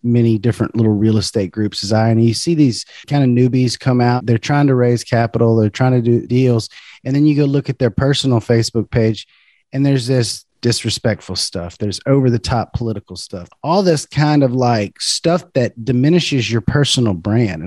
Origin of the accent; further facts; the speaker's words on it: Baton Rouge, Louisiana, United States; I'm from Baton Rouge, Louisiana.